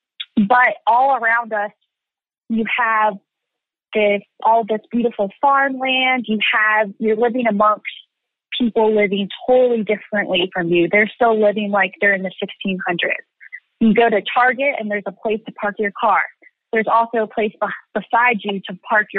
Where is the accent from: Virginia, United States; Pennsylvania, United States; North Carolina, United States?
Pennsylvania, United States; Lancaster; where I grew up in Lancaster, Pennsylvania